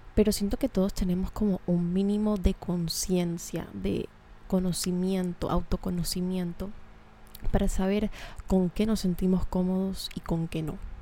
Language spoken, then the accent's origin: Spanish; Colombia; accent: cachaco; moved away; Hablé muy cachaco, lo siento. Hace rato no estoy en mi tierra.